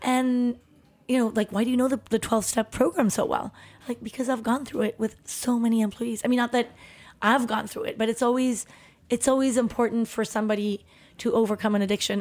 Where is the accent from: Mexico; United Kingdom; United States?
Mexico; Tepoztlán, Morelos; moved away; also born or lived in Chihuahua / Mexico City; we moved from Chihuahua when I was about three, four years old, and we w-, moved to Mexico City, and then we, uh, soon after m-, moved to Tepoztlán, which is where my brother and I grew up.